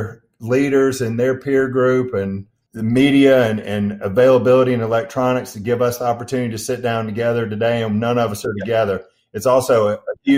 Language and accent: English; Albany, Georgia, United States; also born or lived in Athens, Georgia; I was born in Albany, Georgia, Southwest Georgia, born and raised down there